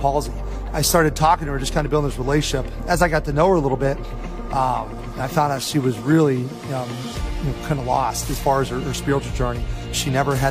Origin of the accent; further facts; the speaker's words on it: Pittsburgh, Pennsylvania, United States; I grew up just outside of Pittsburgh, Pennsylvania